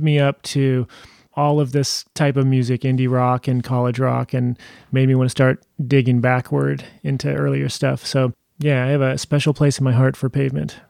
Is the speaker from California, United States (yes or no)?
yes; Modesto, California, United States; now in Portland, United States; I grew up near there in Modesto